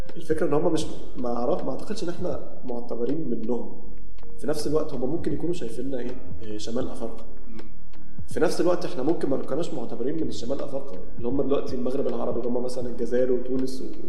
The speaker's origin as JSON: {"language": "Arabic", "country": "Egypt", "said": "عندنا في مصر"}